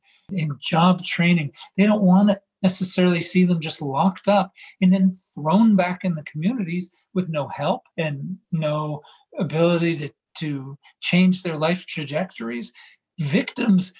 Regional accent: United States; we as American men

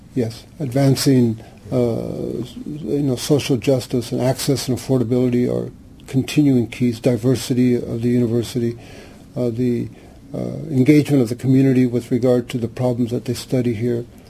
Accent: Santa Ana, California, United States; I was born here in Santa Ana in uh, the barrio called Santa Anita, uh, which is still there

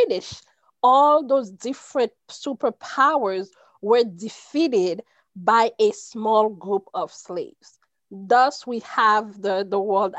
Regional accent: New York, United States; moved away as an adult; also born or lived in Haiti; now in Orange County, United States; I was born in Haiti, grew up in New York, but been in California for 16 years

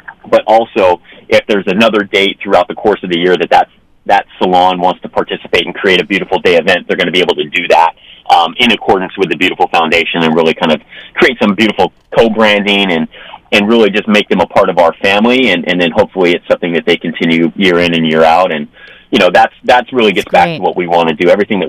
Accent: Ventura, California, United States; I was born and raised in Ventura, California. So just a little bit south of Santa Barbara.

